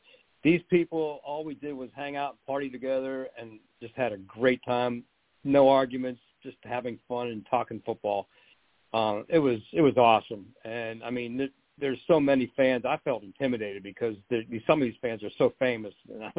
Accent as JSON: {"language": "English", "town": "Pittsburgh", "region": "Pennsylvania", "country": "United States", "tie": "born or raised there"}